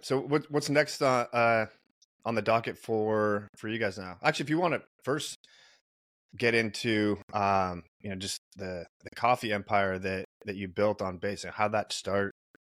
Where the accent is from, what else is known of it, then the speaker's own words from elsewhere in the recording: California, United States; now in New York, United States; I'm from California, I'm living in New York